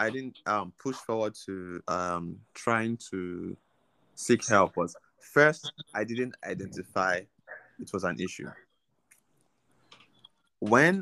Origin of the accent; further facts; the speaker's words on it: Nigeria; growing up in Nigeria